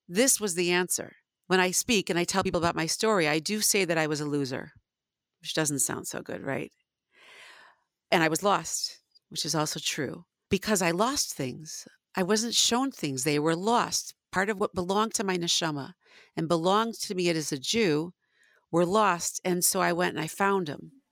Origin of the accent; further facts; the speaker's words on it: Northbrook, Illinois, United States; moved away; I grew up in Northbrook, which is, got a very large percentage of Jews.